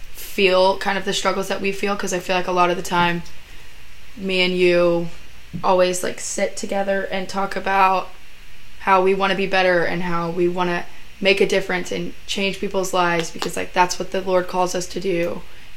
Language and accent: English; Kennesaw, Georgia, United States; I'm from Atlanta, Georgia, Kennesaw, Georgia, basically